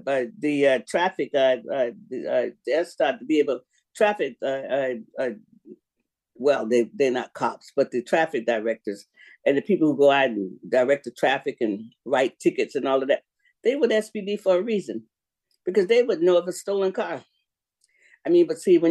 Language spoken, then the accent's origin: English; Sanford, Florida, United States; now in Seattle, United States; We grew up together in Sanford, Florida, in Goldsboro